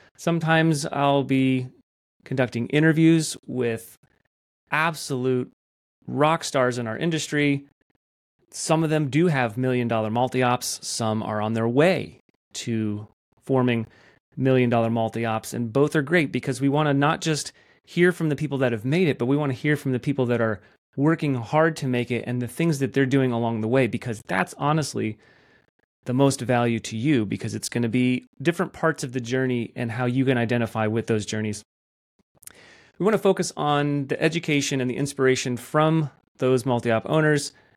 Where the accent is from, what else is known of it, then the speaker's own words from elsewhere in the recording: Athens, Georgia, United States; I'm from Athens, Georgia.